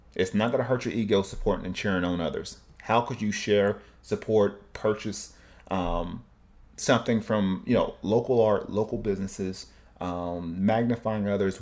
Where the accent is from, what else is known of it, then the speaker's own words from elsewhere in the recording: Cleveland, Tennessee, United States; moved away; also born or lived in Oceanside; my hometown, uh, Cleveland, Tennessee